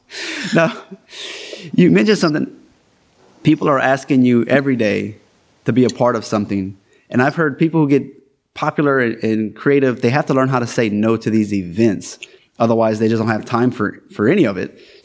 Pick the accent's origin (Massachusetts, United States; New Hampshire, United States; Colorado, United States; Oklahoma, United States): Colorado, United States; Denver; And I think we're both from Denver.